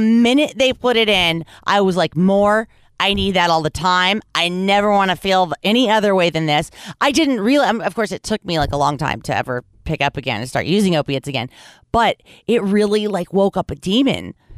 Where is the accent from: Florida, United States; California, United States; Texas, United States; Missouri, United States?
California, United States; Los Angeles; I grew up in Los Angeles